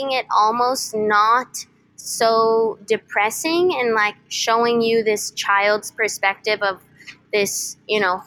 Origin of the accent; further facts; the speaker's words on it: San Diego, California, United States; I'm from San Diego, and I went to a school called Canyon Crest Academy